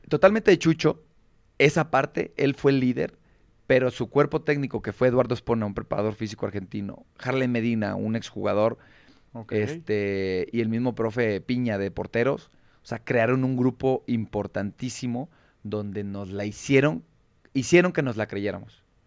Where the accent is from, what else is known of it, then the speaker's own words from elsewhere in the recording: Tonalá, Jalisco, Mexico; also born or lived in Guadalajara; soy nacido en Guadalajara, pero criado y crecido en, Tonalá. Soy de Lomas del Camichín